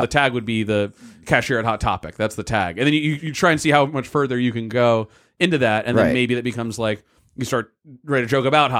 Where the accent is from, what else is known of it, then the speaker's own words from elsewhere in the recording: Block Island, Rhode Island, United States; I have some jokes where I'll say I grew up on Block Island, you know, I was, you know, one of eight kids in my grade